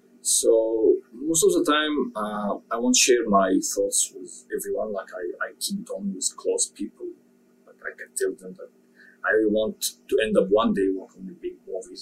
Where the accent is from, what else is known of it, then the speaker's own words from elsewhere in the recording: Egypt; I was born in Egypt. I was raised abroad in Egypt.